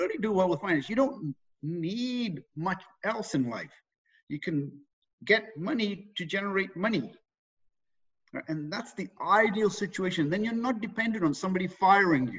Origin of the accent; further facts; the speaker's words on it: England, United Kingdom; moved away as an adult; now in Canada; I was raised in England. Okay, brought up there, did all my schooling there, and in my early 20s, decided to leave there